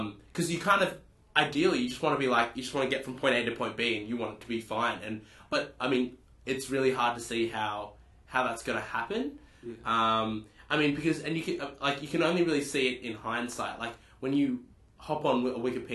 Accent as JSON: {"language": "English", "town": "Newcastle", "region": "New South Wales", "country": "Australia", "said": "I'm from Newcastle"}